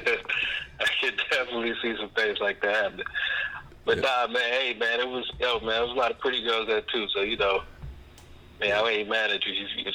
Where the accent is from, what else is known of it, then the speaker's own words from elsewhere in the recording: Jacksonville, Florida, United States; Yeah, I was born and raised on the Southside. Pretty much the same area that Byrd grew up in.